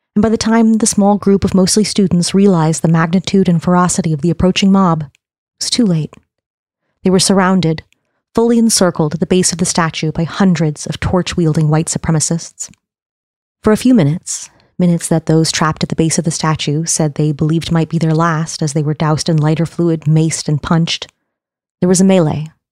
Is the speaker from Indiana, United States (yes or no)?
no; Charlottesville, Virginia, United States; my hometown of Charlottesville, Virginia